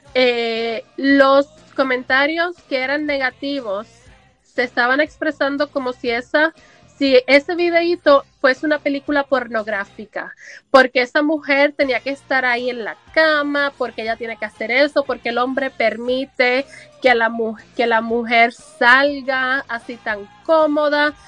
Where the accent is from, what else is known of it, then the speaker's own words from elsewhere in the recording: Puerto Rico; moved away as an adult; now in United States; hace 20 años más o menos que yo salí del sistema educativo de Puerto Rico de educación, educación pública